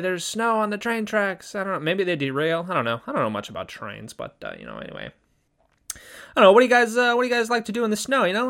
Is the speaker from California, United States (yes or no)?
yes; Southern California, United States; born or raised there; now in Japan